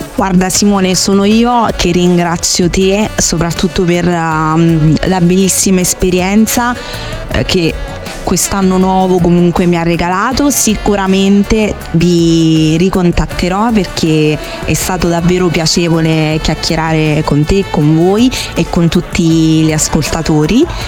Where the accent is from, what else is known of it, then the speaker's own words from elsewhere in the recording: Frosinone, Lazio, Italy; now in Rome, Italy; vengo da Frosinone